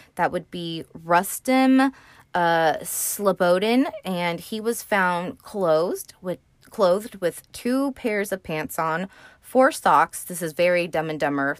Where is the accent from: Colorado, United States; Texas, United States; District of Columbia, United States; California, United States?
California, United States; I am from California